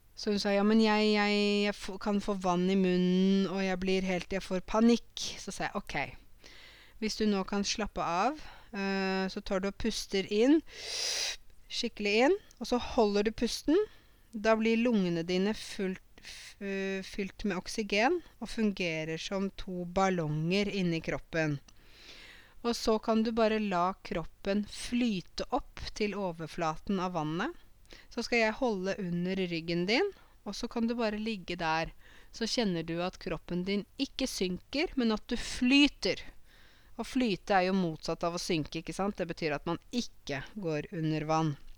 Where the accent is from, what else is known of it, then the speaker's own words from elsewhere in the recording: Åmot, Norway; Åmot, der jeg kommer fra